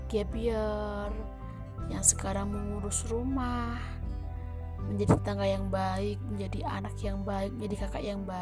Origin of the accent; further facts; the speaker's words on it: Java, Indonesia; accent: Javanese; dialek saya terkesan seperti dialeknya orang Jawa karena memang saya juga orang Jawa gitu ya